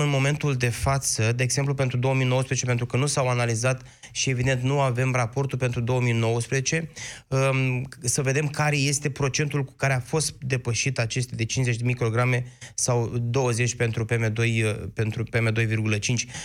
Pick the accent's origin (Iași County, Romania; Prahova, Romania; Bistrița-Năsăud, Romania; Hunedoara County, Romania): Iași County, Romania; Iași; orașului din care provin eu, Iașul